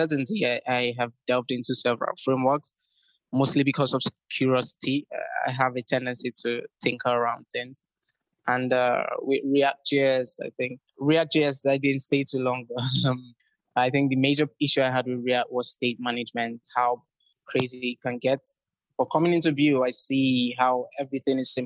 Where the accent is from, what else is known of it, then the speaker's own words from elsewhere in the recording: Nigeria; I'm originally from Nigeria